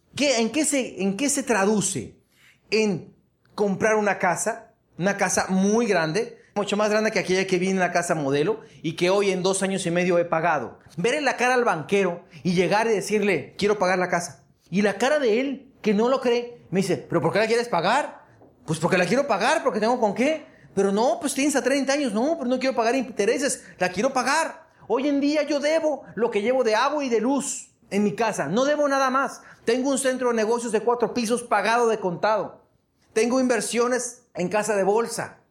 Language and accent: Spanish; Hermosillo, Sonora, Mexico; mi pueblo de Hermosillo, 850 mil habitantes